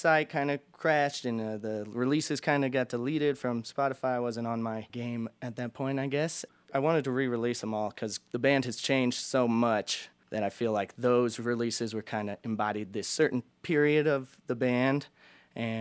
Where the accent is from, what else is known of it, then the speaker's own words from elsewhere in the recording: Denver, Colorado, United States; we're all from Denver